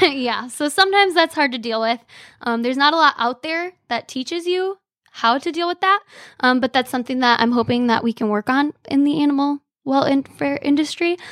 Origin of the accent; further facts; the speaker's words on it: Frankenmuth, Michigan, United States; also born or lived in Bay City, Michigan; I'm born and raised in Frankenmuth, Michigan